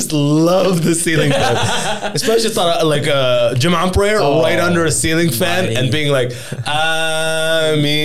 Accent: London, United Kingdom; moved away; back in the day when I grew up in London

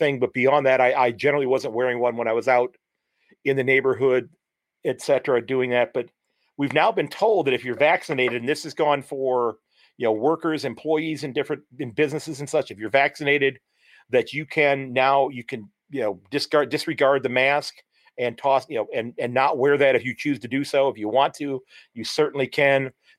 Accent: Sandusky, Ohio, United States

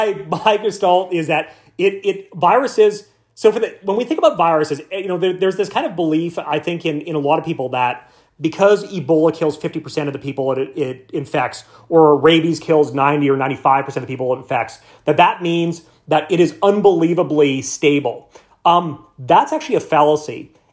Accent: central Canada, Canada; I grew up in Canada, in central Canada, so I like to think that maybe we're a humble nation

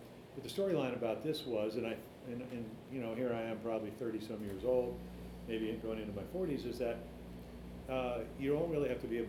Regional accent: New York, United States; I was born here in New York. I was adopted.

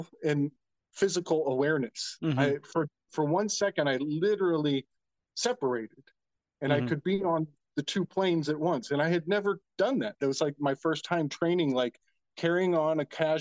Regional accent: Indiana, United States; I'm from Indiana. I'm a Hoosier

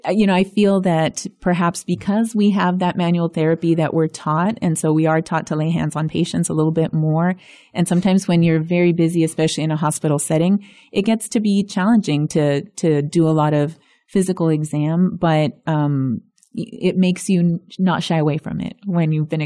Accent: Zapata, Texas, United States; first language es; English is a second language; I grew up in a little Spanish-speaking cocoon in South Texas. So yes, both my parents spoke Spanish predominantly, so Spanish was my first language.

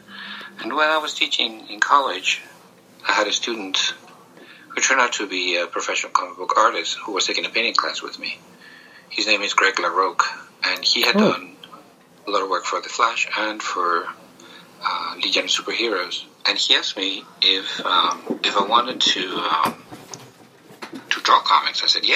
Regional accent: Spain; When I was growing up in Spain

